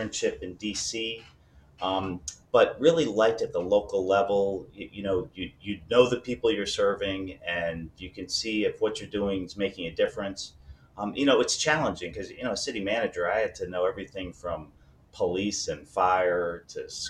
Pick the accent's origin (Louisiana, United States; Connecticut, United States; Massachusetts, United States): Massachusetts, United States; I grew up in a small town in New England, in Massachusetts.